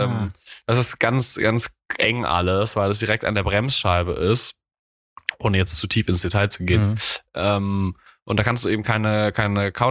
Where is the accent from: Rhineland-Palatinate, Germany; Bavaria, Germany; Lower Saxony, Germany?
Rhineland-Palatinate, Germany; Mainz; accent: Mainzerisch; Ich spabbel hier Mainzerisch, da versteht mich auch keiner.